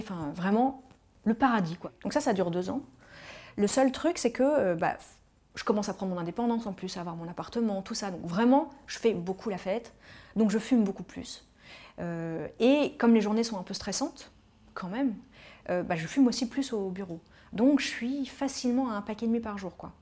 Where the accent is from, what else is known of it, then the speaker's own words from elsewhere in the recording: Paris, Île-de-France, France; Je suis parisienne, euh, j'ai toujours grandi à Paris